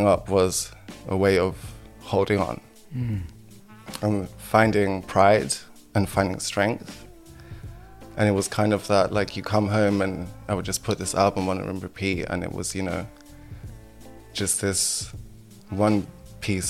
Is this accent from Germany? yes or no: yes; Germany; now in United Kingdom; I was born in Germany. Mm-hmm. And this was in the 90s in Germany. So we had to kind of give a context of like the social environment that I grew up in a small town in Germany.